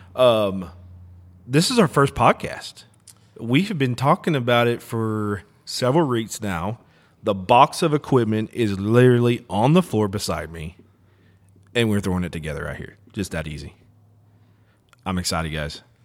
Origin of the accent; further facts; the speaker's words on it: Texas, United States; now in Oklahoma, United States; we're all from Texas